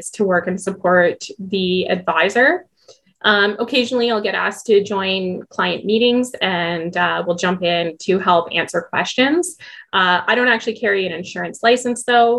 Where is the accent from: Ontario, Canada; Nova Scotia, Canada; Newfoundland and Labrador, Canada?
Ontario, Canada; Waterloo; moved away as an adult; now in Edmonton, Canada; I am actually originally from Waterloo.